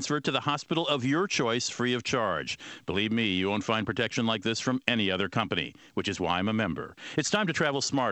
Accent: United States; I as an American

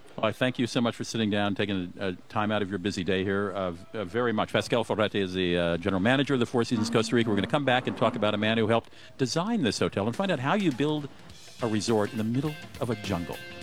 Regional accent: Germany; now in Minnesota, United States; I grew up in Germany

